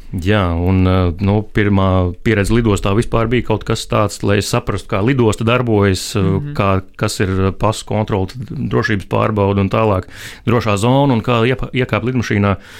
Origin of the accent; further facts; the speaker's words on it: Latvia; es esmu no Latvijas